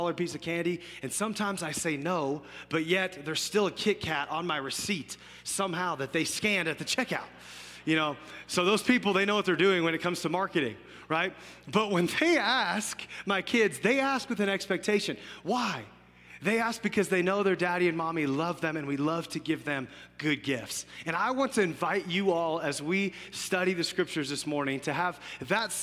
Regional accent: Fort Collins, Colorado, United States; I grew up in Fort Collins, was born and raised here for most of my life, went to school at CSU

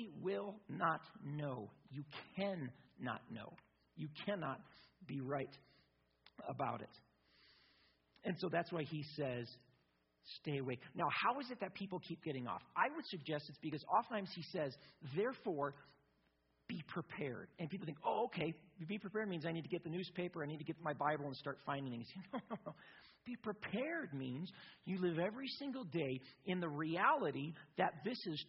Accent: United States; I'm an American

